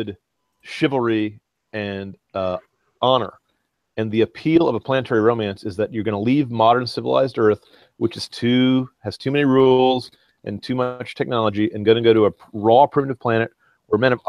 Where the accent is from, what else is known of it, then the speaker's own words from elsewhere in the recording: United States; as an American